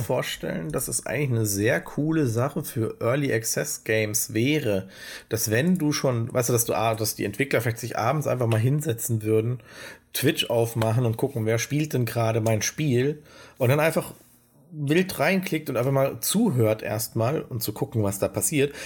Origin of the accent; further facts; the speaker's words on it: Germany; wir als Deutsche